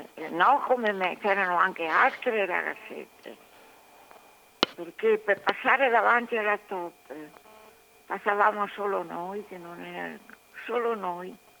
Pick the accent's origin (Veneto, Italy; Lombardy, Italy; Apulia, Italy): Veneto, Italy; between the Gorzone, the Adige and the Po; dove sono nata io